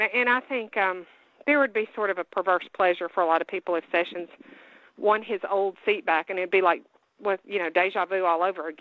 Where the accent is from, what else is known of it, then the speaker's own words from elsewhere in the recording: Birmingham, Alabama, United States; I'm from Birmingham.